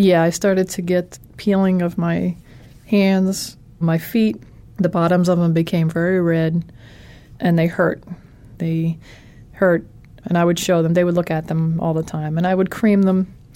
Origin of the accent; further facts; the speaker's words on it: Philadelphia, Pennsylvania, United States; I'm from Philadelphia